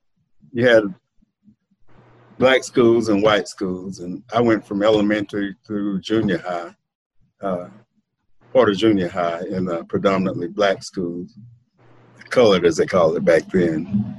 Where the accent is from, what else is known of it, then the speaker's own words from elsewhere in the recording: La Marque, Texas, United States; moved away as an adult; also born or lived in Galveston, Texas; born in Galveston, right. But I grew up in Marque, right over the bridge, just like Mike here.